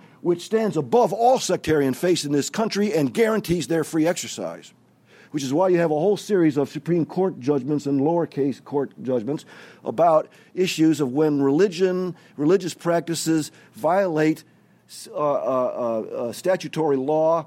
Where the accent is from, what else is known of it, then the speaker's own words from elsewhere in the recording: Chicago, Illinois, United States; I grew up near Chicago, a land of Lincoln. That's where I'm from